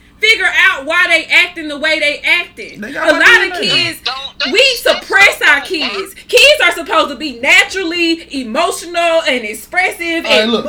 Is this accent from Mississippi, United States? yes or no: yes; Grenada, Mississippi, United States; I grew up in Mississippi